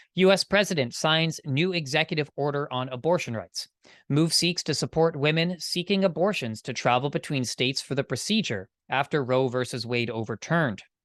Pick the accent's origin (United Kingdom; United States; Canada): Canada; I'm Canadian